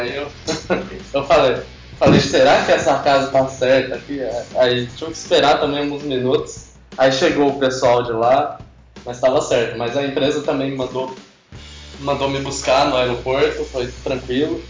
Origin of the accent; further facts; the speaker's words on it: Brazil; moved away as an adult; Mesmo eu sendo brasileiro